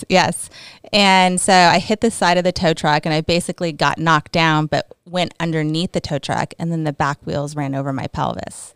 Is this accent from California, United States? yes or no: yes; California, United States; moved away; also born or lived in New Jersey; I was born in New Jersey and then I moved to California when I was four. So, I'm really from California 'cause I don't really remember Jersey